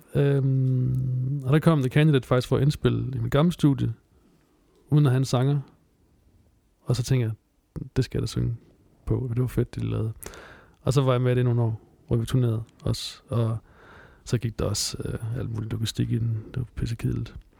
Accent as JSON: {"language": "Danish", "area": "Southern Jutland", "region": "Southern Denmark", "country": "Denmark", "tie": "born or raised there", "moved": "yes", "said": "jeg voksede op i Sønderjylland"}